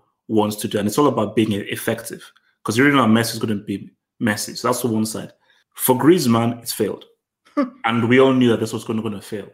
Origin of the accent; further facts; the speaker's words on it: Nigeria; I'm Nigerian